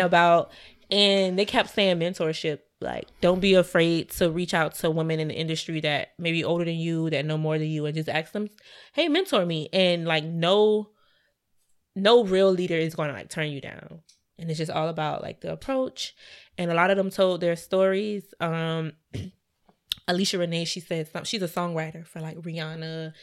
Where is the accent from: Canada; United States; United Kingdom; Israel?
United States; Savannah, Georgia; Savannah, my hometown